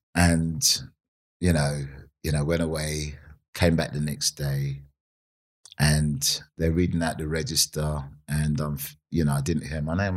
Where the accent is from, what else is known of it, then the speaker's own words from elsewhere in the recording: Nigeria; also born or lived in Vauxhall, London / Streatham, London; now in United Kingdom; I grew up in Nigeria, um, and I grew up in a place called uh, well, it was called Bendel State at the time